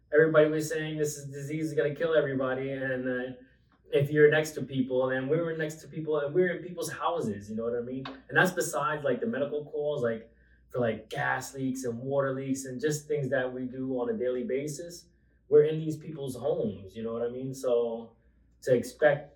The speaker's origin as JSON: {"language": "English", "area": "Long Island", "region": "New York", "country": "United States", "tie": "born or raised there", "said": "I grew up in Long Island, raised most of my life in Long Island"}